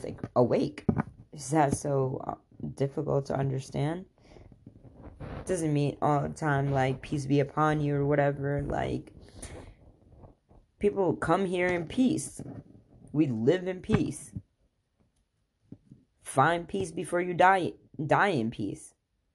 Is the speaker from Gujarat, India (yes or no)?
yes; Khambhat, Gujarat, India; moved away; I'm from there. Literally, I was born there